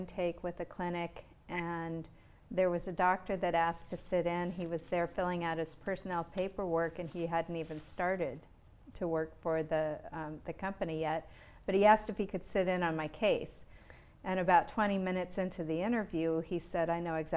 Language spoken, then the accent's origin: English; Montana, United States; I'm from Montana